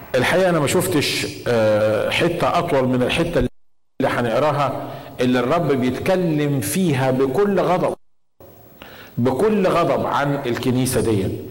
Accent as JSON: {"language": "Arabic", "country": "Egypt", "moved": "yes", "said": "عندنا في مصر"}